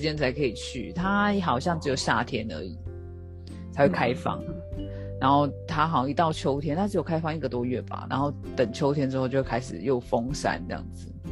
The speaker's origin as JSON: {"language": "Chinese", "country": "Taiwan", "said": "身为台湾人"}